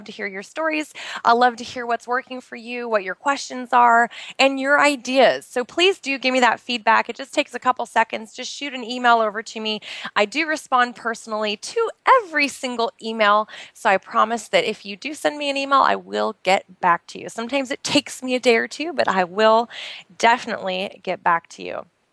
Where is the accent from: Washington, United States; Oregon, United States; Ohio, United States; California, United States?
Oregon, United States; outside of Portland; moved away as an adult; now in Bahrain; I'm originally from the United States. I actually grew up outside of Portland, Oregon